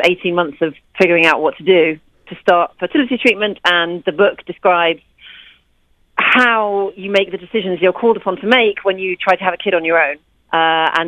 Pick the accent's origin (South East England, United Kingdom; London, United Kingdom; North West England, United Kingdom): London, United Kingdom; moved away as an adult; now in New York, United States; I'm a British journalist living in New York. I emigrated from London when I was 31